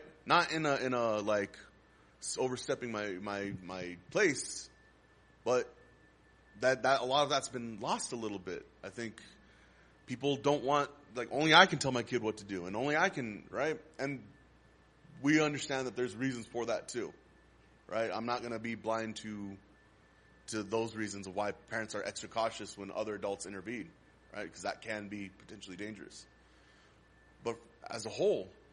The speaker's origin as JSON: {"language": "English", "town": "Las Cruces", "region": "New Mexico", "country": "United States", "tie": "born or raised there", "said": "I was born and raised here in Las Cruces. I'm 33 years old. I've spent all my life here."}